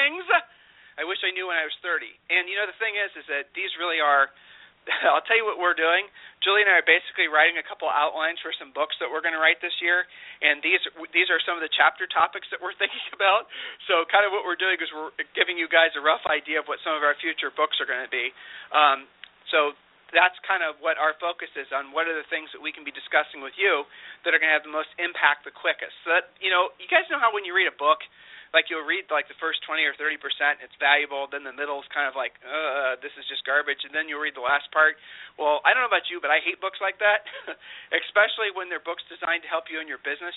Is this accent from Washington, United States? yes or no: no; Ohio, United States; now in Austin, United States; been born and raised in Ohio